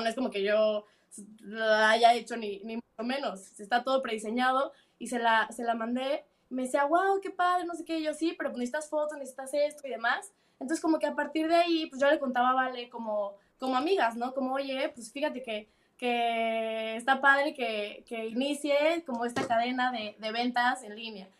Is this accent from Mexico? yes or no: yes; Mexico City, Mexico; moved away as an adult; now in United Kingdom; soy chilanga